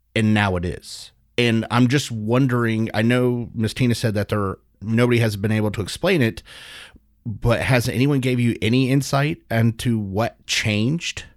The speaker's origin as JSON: {"language": "English", "country": "United States", "said": "as an American and as a medical professional"}